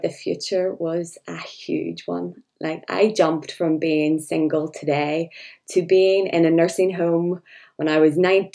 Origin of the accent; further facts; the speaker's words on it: Northern Ireland, United Kingdom; I'm from Northern Ireland